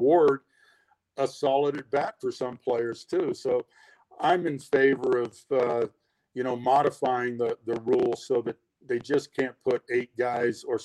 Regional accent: Provo, Utah, United States; I applied for the BYU job that opened up, and I got that right here in my hometown

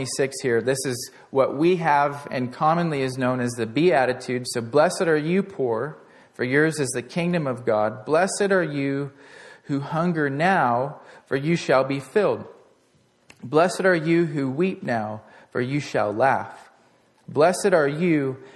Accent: Portland, United States; growing up in Portland

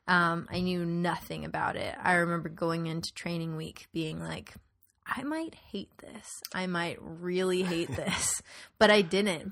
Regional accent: Tucson, Arizona, United States; moved away; I grew up in Tucson, which is pretty different from Phoenix

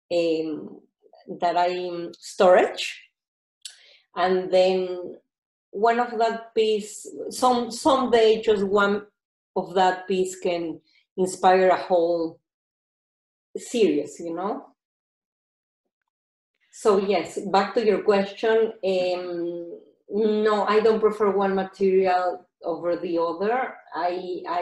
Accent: Mexico; I'm from Mexico, so I have fabrics from Mexico

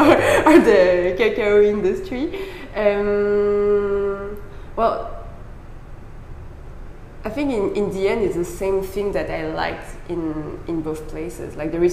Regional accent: France; moved away as an adult; now in Vietnam; I am French. My parents are Vietnamese. So I was born in France and educated in France. So I studied in a business school, so that's the earliest my background in business started. And yeah, business school in France, HEC Paris.

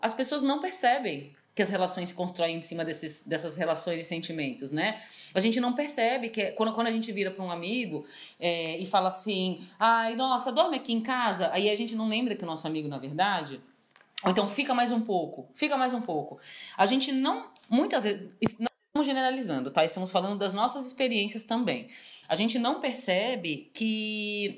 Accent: São Paulo, Brazil; eu, como paulistana, mesmo convivendo muito tempo no Rio de Janeiro

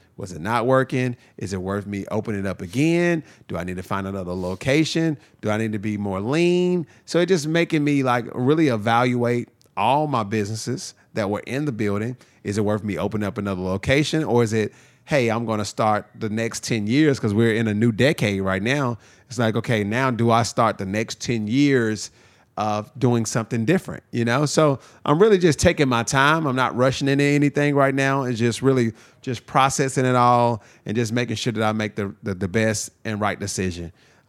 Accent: Nashville, Tennessee, United States; also born or lived in Lafayette, Louisiana; I've been here the whole time. I was born in Lafayette, Louisiana, but raised in Nashville, sure. Tennessee. I've been here since I was 6 years old. So Nashville's home.

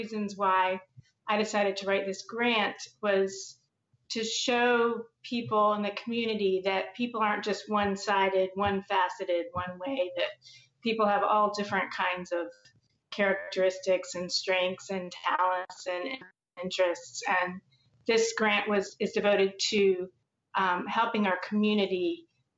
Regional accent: Charlottesville, Virginia, United States; also born or lived in Durham, North Carolina / Cambridge, Massachusetts / Prince George's County, Maryland / Arlington, Virginia; I grew up in Charlottesville, Virginia

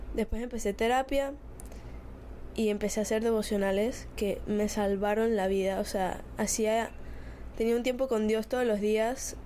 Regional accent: Spain; Soy de España

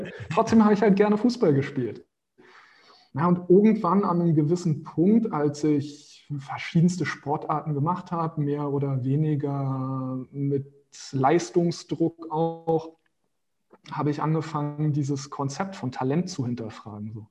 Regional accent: Berlin, Germany; also born or lived in Brazil; Aber den Großteil meiner, meiner Zeit habe ich immer in Berlin verbracht. Das ist meine Heimat.

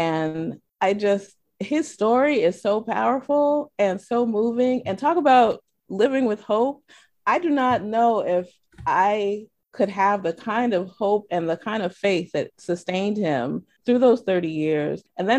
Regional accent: New York, United States; born there; I was born in New York, and then we just moved all over the place.

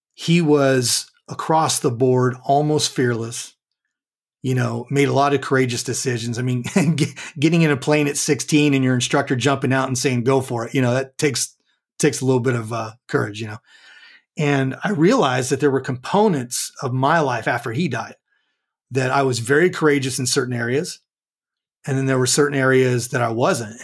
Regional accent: Southern California, United States; now in McKinney, Texas, United States; I was born and raised in Southern California

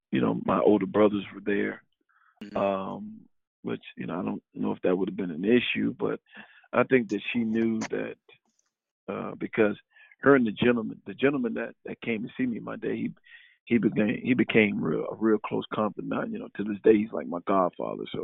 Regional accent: New York, United States; I knew who Pitino was because I'm originally from New York, so.

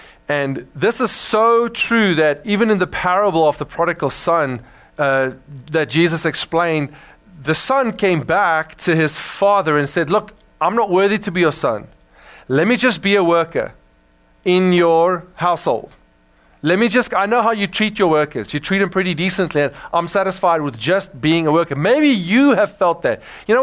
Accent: South Africa; now in United States; I grew up in Africa, I grew up with a westernized mindset of individualization and self-actualization, and the striving to be somebody is very much ingrained in our hearts as Afrikaners as well

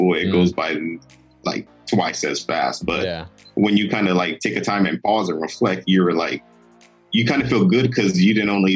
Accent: Central Valley, California, United States; moved away as an adult; I'm originally from California, the Central Valley area

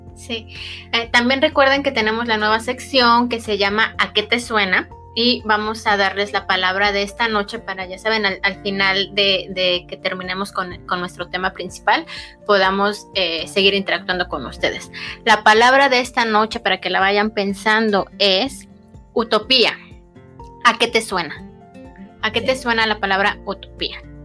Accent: Mexico; especialmente mexicanos

